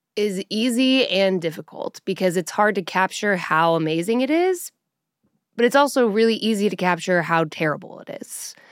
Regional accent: Colorado, United States; now in Nashville, United States; I'm from Colorado, and so when I moved to Nashville

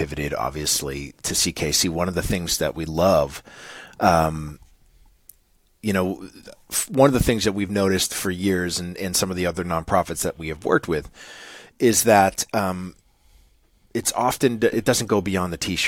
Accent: New England, United States; accent: New England; my New England accent

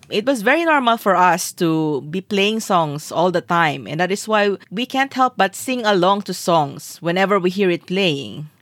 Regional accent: Philippines; we're Filipino

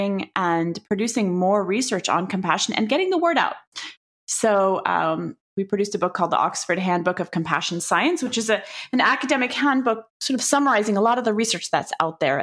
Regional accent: Paris, Île-de-France, France; moved away as an adult; now in United States; I grew up in Paris, France, where everything is so easy and beautiful and tasty and yummy

